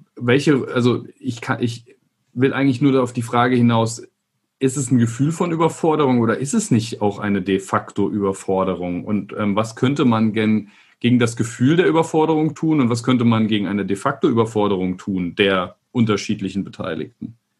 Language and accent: German; Rhineland-Palatinate, Germany; ich bin in Rheinland-Pfalz aufgewachsen